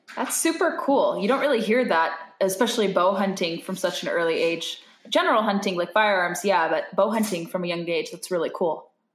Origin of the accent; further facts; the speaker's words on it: California, United States; I'm from California